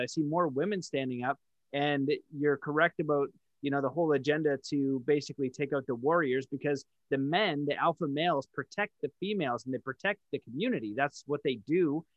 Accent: Canada; I'm French Canadian

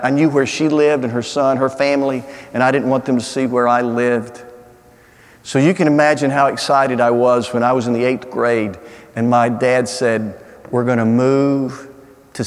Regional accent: Anniston, Alabama, United States; I grew up down in Anniston in a little house on 30th Street, 200 East 30th Street

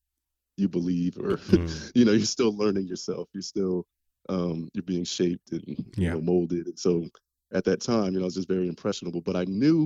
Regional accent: New Brunswick, New Jersey, United States; moved away as an adult; now in Charlotte, United States; I grew up in New Brunswick, New Jersey

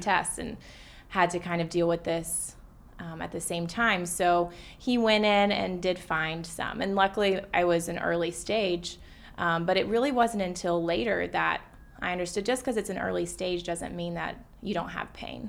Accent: Atlanta, Georgia, United States; now in New York City, United States; so I live in New York City now, but I grew up in Atlanta

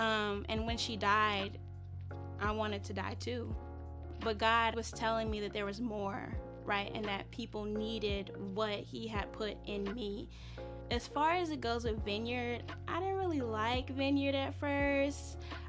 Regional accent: Chicago, Illinois, United States; I'm here to share a little bit about my story. So I'm from Chicago. I was raised on the South Side.

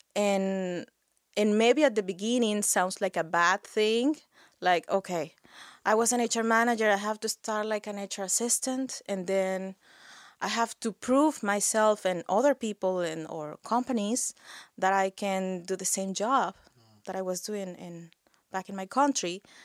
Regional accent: Mexico; moved away as an adult; now in Nova Scotia, Canada; I'm from Mexico.

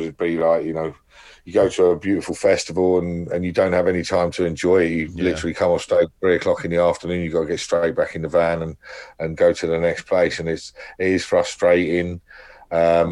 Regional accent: United Kingdom; it's always been quite easy for me being from here

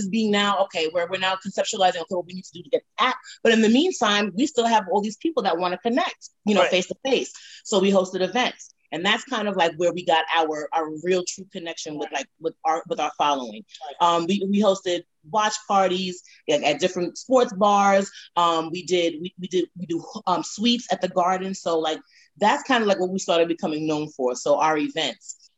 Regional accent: New York City, New York, United States; growing up in Brooklyn, New York

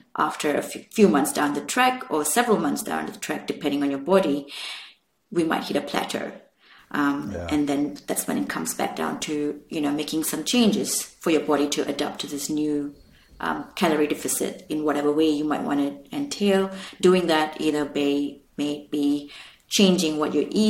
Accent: India; me being Indian

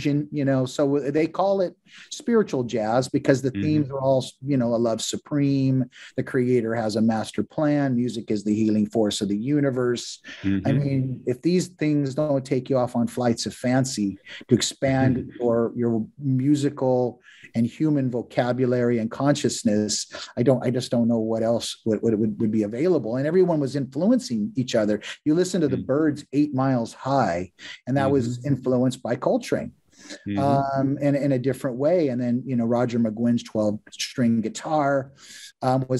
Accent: Southern California, United States; growing up in Southern California

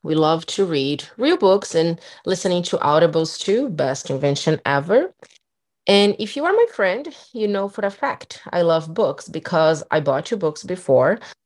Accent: Brazil; English is a second language; moved away; I'm from Brazil

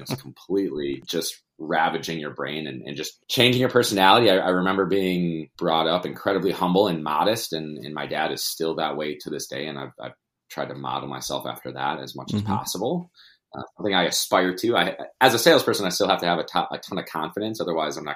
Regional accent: Milwaukee, Wisconsin, United States; also born or lived in Madison; Born and raised in Milwaukee

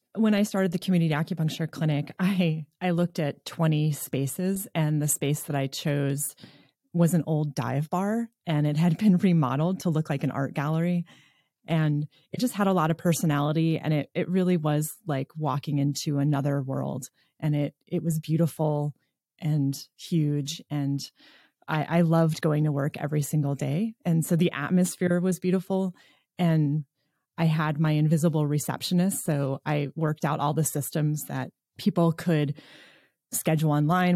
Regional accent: New York, United States; moved away as an adult; now in Nevada City, United States

